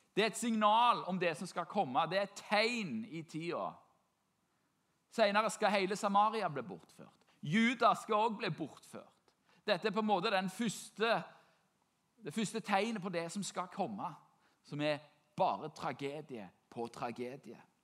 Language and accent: Norwegian; Norway; For meg som nordmann